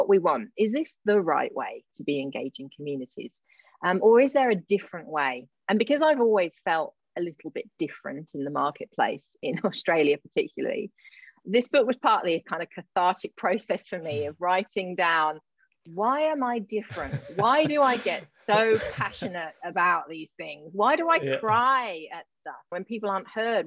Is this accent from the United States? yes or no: no; Gloucester, South West England, United Kingdom; a little place called Matson near my hometown of Gloucester